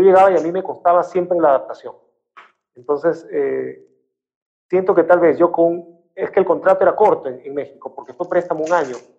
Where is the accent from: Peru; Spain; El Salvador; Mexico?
Peru; Piura; Mi tierra